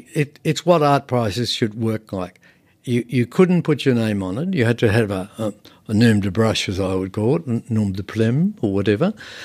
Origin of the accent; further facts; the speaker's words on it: Bankstown, New South Wales, Australia; I come from Bankstown. That's not the cultural heart of anything.